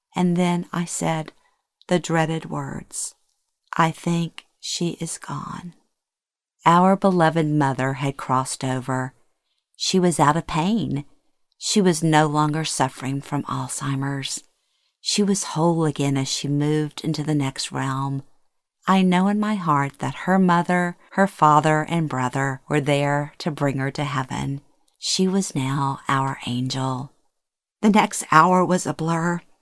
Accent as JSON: {"language": "English", "region": "Louisiana", "country": "United States", "tie": "born or raised there", "moved": "as an adult", "said": "moving back to my hometown in Louisiana after 36 years"}